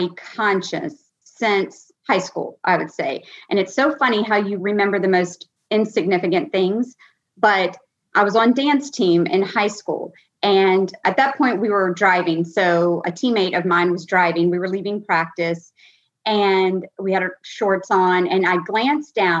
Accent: Louisiana, United States; also born or lived in New Jersey / Texas; I am in Louisiana. And other than living in New Jersey for a year and Texas for about 5 years, I've been in Louisiana.

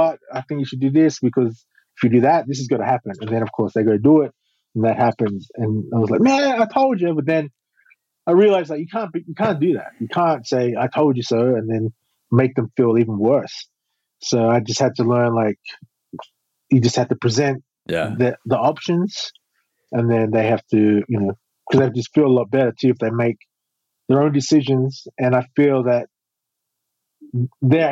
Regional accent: Queanbeyan, New South Wales, Australia; growing up in Queanbeyan

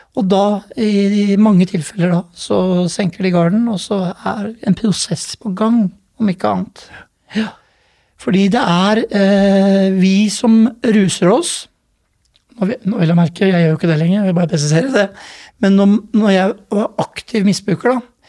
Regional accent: Oslo, Norway; Jeg vokste opp i Groruddalen, på Stovner.

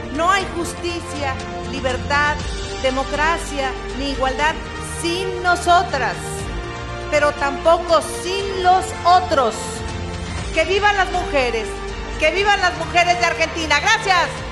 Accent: Mexico; aquí y en mi país

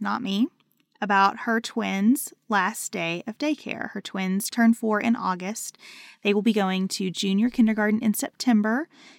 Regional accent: Canada; I'm taking 18 months, so thankful that's an option for me as a Canadian.

